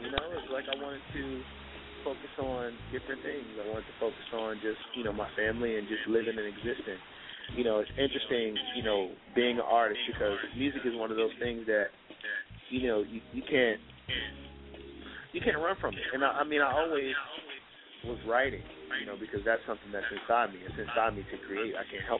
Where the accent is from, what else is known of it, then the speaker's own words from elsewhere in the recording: Richmond, Virginia, United States; because I promote events in my hometown, Richmond, VA.